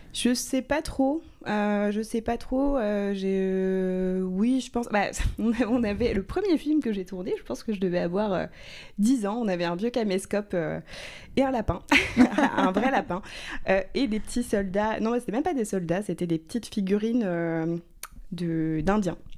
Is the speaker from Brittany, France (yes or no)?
no; Rouen, Normandy, France; je viens de Rouen, donc c'est une ville euh, moyenne qui est quand même assez dotée culturellement.